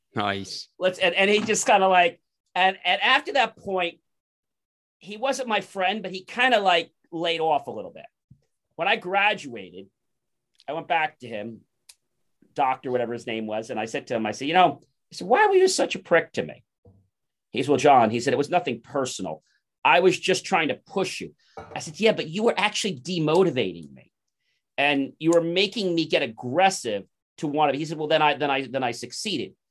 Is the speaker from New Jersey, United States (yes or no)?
yes; New Jersey, United States; I was born in New Jersey